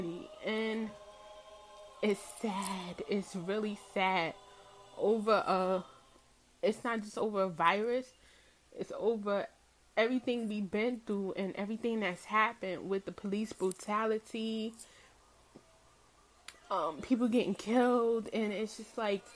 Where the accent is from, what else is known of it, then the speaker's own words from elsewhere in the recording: New York City, New York, United States; I'm from Brooklyn, Brooklyn, New York, Bed-Stuy.